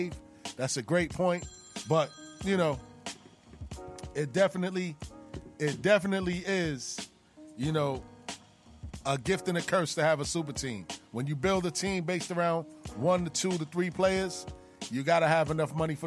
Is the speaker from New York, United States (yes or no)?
yes; New York, United States; I'm a New Yorker